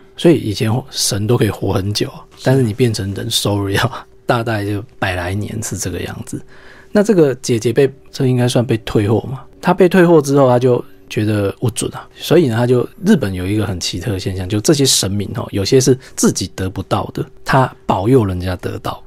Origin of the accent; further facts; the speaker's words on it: Taiwan; 因为我们台湾人